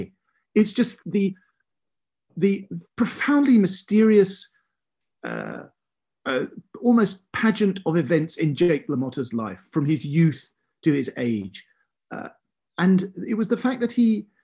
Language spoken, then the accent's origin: English; South East England, United Kingdom; us kids growing up in the British home counties